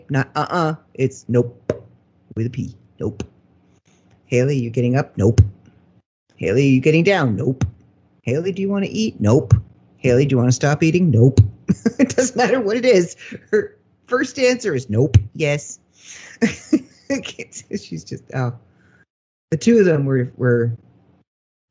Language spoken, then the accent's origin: English; Canada; we're Canadian